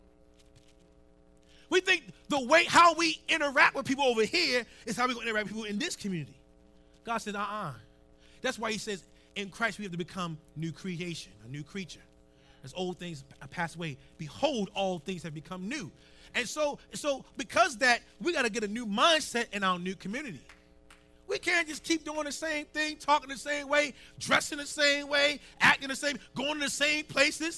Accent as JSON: {"language": "English", "town": "Baltimore", "region": "Maryland", "country": "United States", "tie": "born or raised there", "said": "I grew up in Upper Park Heights, right? Now, we moved up there in the late 70s"}